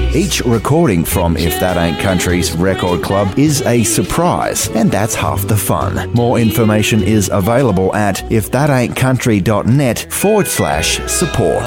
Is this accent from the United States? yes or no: no; Western Australia, Australia; Boddington is a little town in the southwest of my home state of Western Australia